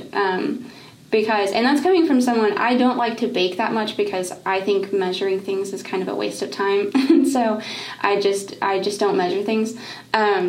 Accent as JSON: {"language": "English", "town": "Knoxville", "region": "Tennessee", "country": "United States", "tie": "born or raised there", "said": "I was born and raised in Knoxville."}